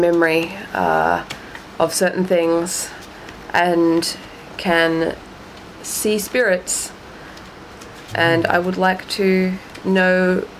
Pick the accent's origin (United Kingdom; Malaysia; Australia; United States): Australia; I am an Australian